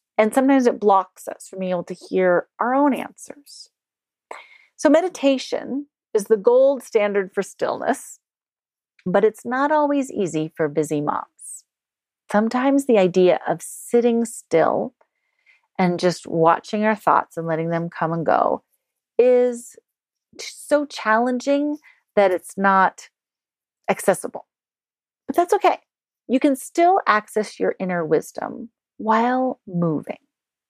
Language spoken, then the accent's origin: English; England, United Kingdom; After all, I was born and raised in the United Kingdom, where we apologize incessantly for everything except raping and pillaging other countries.